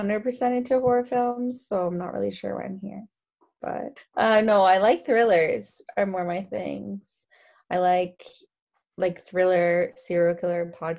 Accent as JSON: {"language": "English", "country": "United States", "said": "I am American."}